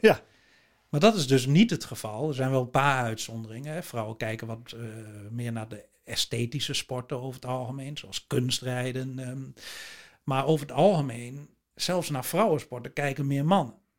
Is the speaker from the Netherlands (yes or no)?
yes; Netherlands